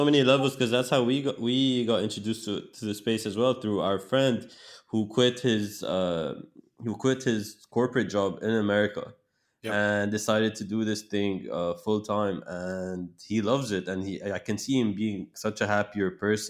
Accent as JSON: {"language": "English", "region": "Dubai", "country": "United Arab Emirates", "tie": "born or raised there", "moved": "yes", "lives_now": "Los Angeles, United States", "said": "I was born in Dubai. I'm based in LA."}